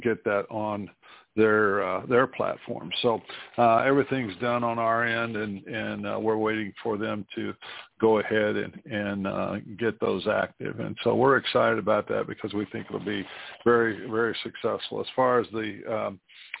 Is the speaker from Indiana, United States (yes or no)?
yes; New Castle, Indiana, United States; here in my hometown of Newcastle, Indiana, my high school that I went